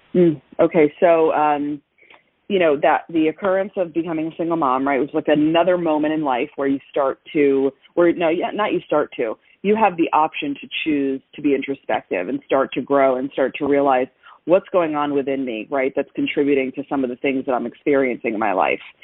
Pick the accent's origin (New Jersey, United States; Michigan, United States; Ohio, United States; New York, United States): New Jersey, United States; now in Florida, United States; I grew up in New Jersey